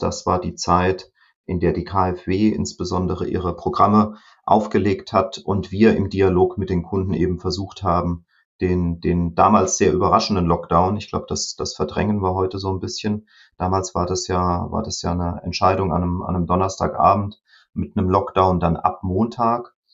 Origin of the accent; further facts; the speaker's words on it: Rhineland-Palatinate, Germany; Als Pfälzer